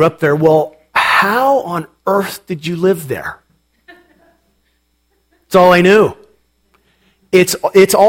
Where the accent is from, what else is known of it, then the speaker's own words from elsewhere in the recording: Portland, Oregon, United States; I grew up in Portland, Oregon, in a part of the state known as the Willamette Valley.